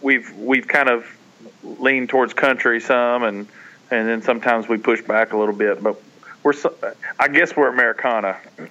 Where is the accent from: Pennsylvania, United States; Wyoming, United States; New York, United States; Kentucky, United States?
Kentucky, United States; You know, like I said, obviously it's a, you know, the home of bluegrass, and we don't live, you know, Paul and I, neither one live more than an hour from where … is buried